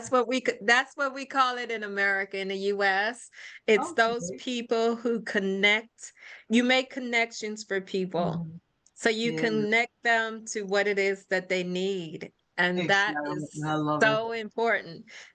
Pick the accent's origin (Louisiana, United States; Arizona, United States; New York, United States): New York, United States; I was raised in Brooklyn. So Brooklyn is where I am from.